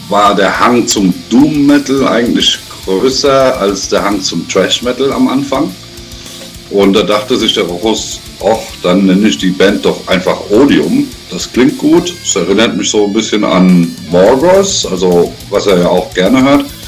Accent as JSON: {"language": "German", "town": "Frankfurt", "region": "Hesse", "country": "Germany", "said": "ich komme äh, ursprünglich mal aus Frankfurt und wohne jetzt in der Nähe von Frankfurt."}